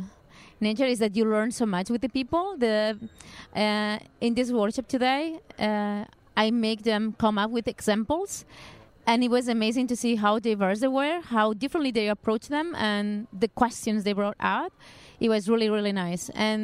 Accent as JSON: {"language": "English", "town": "Barcelona", "region": "Catalonia", "country": "Spain", "second_language": "English", "lives_now": "Lisbon, Portugal", "said": "I am originally from Barcelona, but I'm living in Lisbon."}